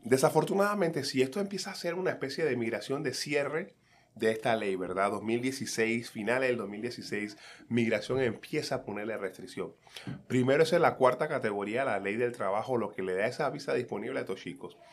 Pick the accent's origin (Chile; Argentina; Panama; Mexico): Panama; Colón; now in United States; mi infancia en Calle 7, en Colón